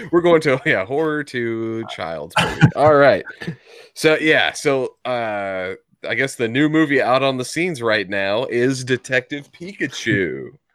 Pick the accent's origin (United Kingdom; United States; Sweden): United States; my ignorance as an American here